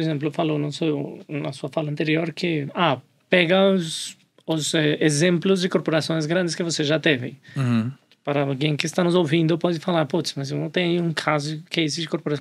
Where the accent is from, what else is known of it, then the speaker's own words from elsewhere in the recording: Colombia; Portuguese is a second language; moved away as an adult; now in Brazil; Eu sou colombiano. vamos se acostumar com o meu sotaque estou aqui